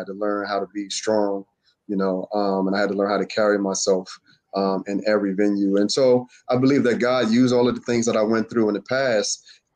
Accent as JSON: {"language": "English", "town": "Philadelphia", "region": "Pennsylvania", "country": "United States", "tie": "born or raised there", "said": "I'm from Southwest Philadelphia, born and raised next to West Philly"}